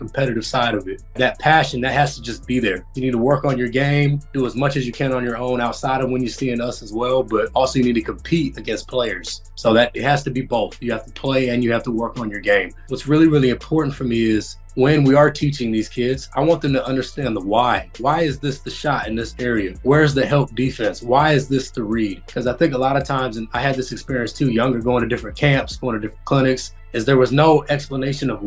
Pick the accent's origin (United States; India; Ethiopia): United States; Federal Way, Washington; also born or lived in Seattle; I grew up in Federal Way, Washington